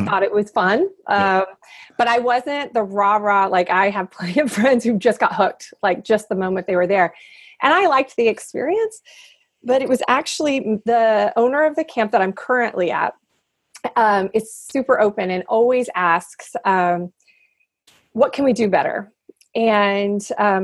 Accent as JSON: {"language": "English", "region": "Indiana", "country": "United States", "tie": "born or raised there", "also_born_or_lived": "New Hampshire / Minnesota", "moved": "yes", "said": "I grew up in Indiana in the Midwest"}